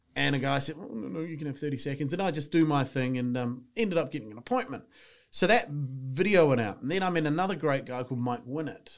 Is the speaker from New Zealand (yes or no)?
yes; New Zealand; moved away as an adult; now in England, United Kingdom; I'm from New Zealand. You can tell by the accent